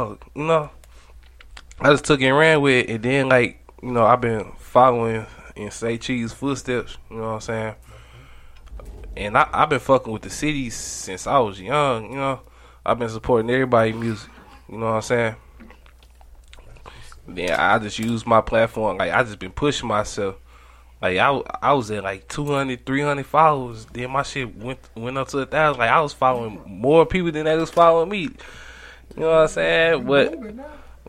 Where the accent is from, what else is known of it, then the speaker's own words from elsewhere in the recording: St. Louis, Missouri, United States; I was born and raised in St. Louis